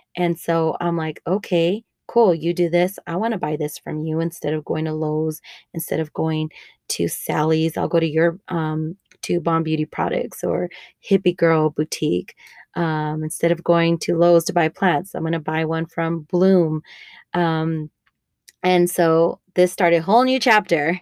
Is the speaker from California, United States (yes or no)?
no; El Paso, Texas, United States; also born or lived in Denver; I live in El Paso, Texas, where I was raised. I grew up in the Lower Valley and San Elisario area